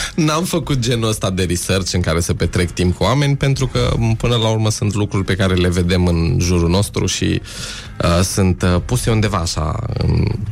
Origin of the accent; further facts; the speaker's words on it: Alexandria, Teleorman County, Romania; am crescut în Alexandria